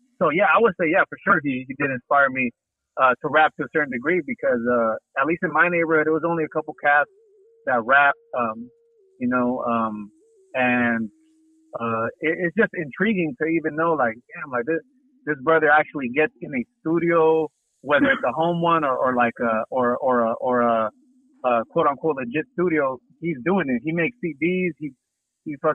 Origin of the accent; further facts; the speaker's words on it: Inland Empire, California, United States; I'm from the Inland Empire. I grew up with Threat in the same neighborhood